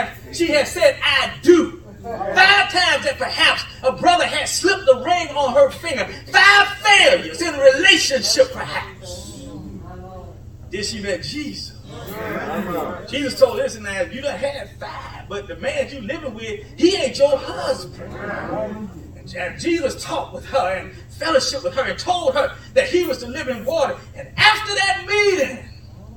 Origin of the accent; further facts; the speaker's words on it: Columbia, South Carolina, United States; Barhamville Road, Columbia, South Carolina